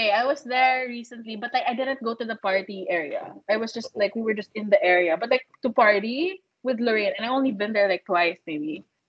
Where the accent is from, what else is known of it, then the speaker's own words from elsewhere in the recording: Philippines; I came from the Philippines, and everyone still wears their mask.